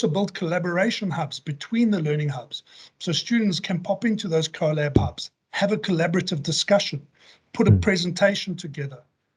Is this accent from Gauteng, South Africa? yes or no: yes; Johannesburg, Gauteng, South Africa; Joburg born and bred. That's been, you know, that's my hometown. I've lived here my entire life